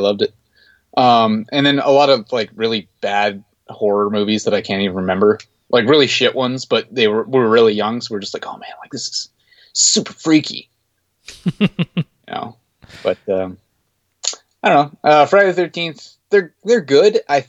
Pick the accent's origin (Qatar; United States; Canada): Canada; Peace River, Alberta; I grew up in Peace River